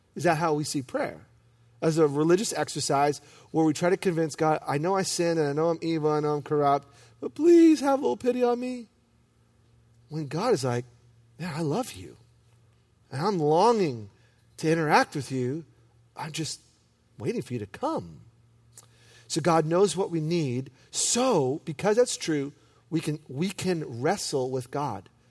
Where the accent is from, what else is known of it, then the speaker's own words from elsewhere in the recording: New York City, New York, United States; I'm from Brooklyn